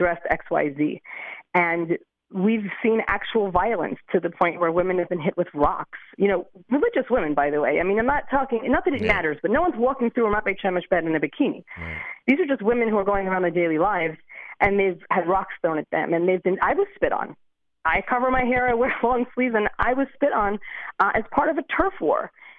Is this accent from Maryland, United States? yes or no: no; Lakewood, New Jersey, United States; now in Beit Shemesh, Israel; I grew up in Lakewood, New Jersey